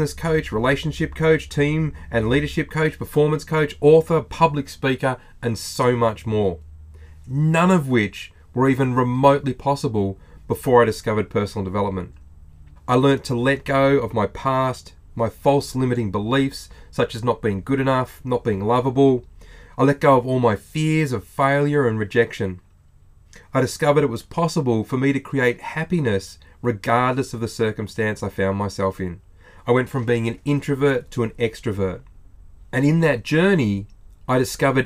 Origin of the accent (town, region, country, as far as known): Australia